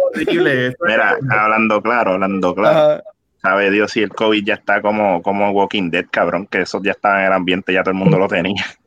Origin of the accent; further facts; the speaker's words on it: Bayamón, Puerto Rico; yo soy de Bayamón